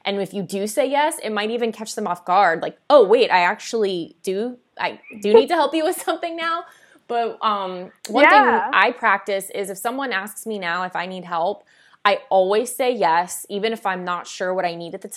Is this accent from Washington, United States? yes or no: no; South Florida, United States; I grew up, I grew up in South Florida